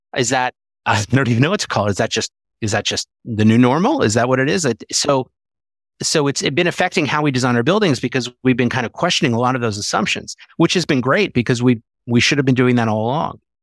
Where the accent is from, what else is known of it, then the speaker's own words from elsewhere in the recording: Philadelphia, Pennsylvania, United States; I grew up in Philadelphia